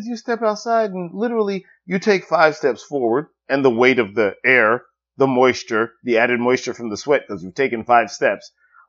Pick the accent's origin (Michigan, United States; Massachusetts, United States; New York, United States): New York, United States; New York City; I grew up in Brooklyn.